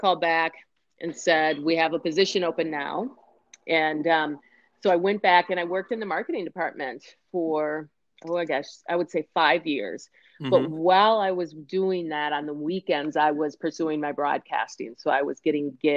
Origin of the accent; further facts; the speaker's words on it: Minneapolis, Minnesota, United States; I grew up in Minneapolis, Minnesota, we have a lot of professional teams here